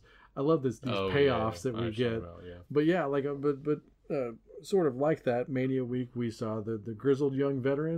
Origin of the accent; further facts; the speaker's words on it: United States; As an American